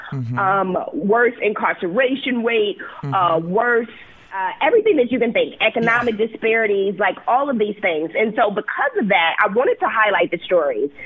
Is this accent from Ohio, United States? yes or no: no; Milwaukee, Wisconsin, United States; moved away as an adult; also born or lived in Santa Clara, California / Chicago, Illinois; I was born and raised in Milwaukee